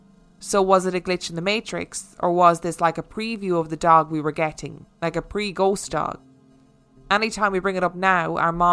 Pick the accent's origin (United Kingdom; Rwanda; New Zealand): United Kingdom; North West England; My husband Mark and I bought our first house in 2011 in my hometown in Lancashire, England.